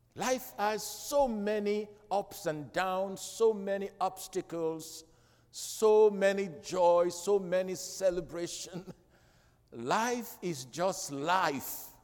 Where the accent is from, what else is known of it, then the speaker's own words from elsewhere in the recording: Freetown, Western Area, Sierra Leone; moved away; growing up in Freetown, I listened to, to the national radio and they play good music.